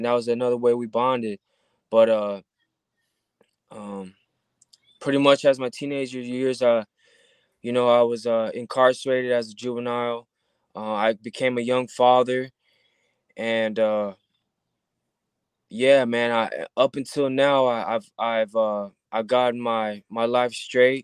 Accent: Southern California, United States; I'm born and raised in Southern California.

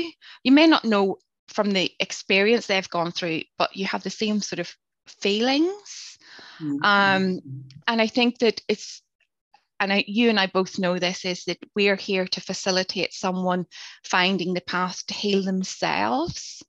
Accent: Northern Ireland, United Kingdom; growing up in Northern Ireland during the Troubles

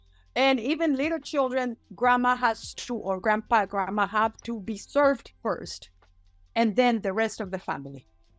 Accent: Mexico; born there; I was born in Mexico, so I kind of know a little bit of both cultures.

